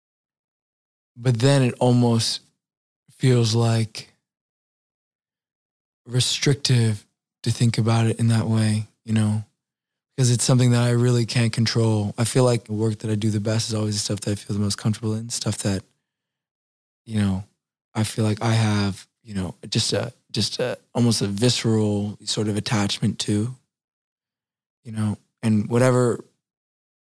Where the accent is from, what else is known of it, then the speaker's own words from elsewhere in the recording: New Orleans, Louisiana, United States; I was from New Orleans